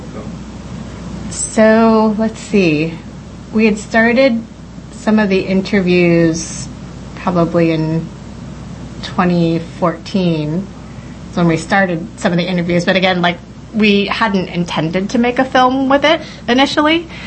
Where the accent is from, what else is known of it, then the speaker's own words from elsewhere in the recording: New York City, New York, United States; first language English; I was raised American, growing up in the Bronx, speaking only English